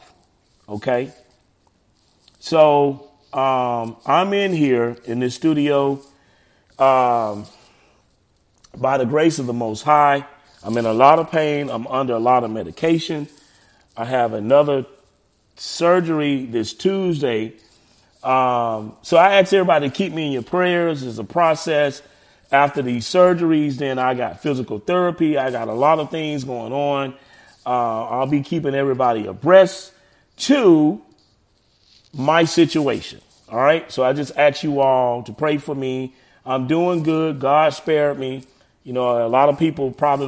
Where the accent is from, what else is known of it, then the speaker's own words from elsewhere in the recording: Montgomery, Alabama, United States; moved away; I'm originally from Montgomery, Alabama.